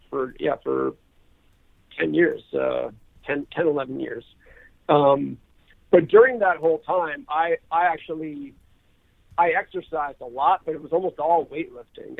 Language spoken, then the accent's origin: English; New Hampshire, United States; now in California, United States; as a high school runner growing up in New Hampshire